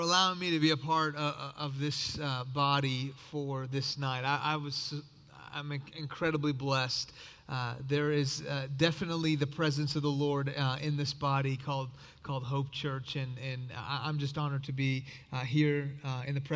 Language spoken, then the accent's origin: English; Houston, Texas, United States; English is a second language; also born or lived in Iran; I grew up in Houston, Texas